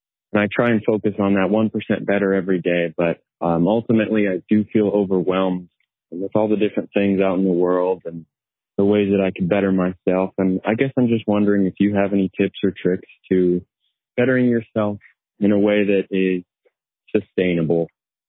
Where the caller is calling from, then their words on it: Orem, Utah, United States; I'm calling from Orem, Utah.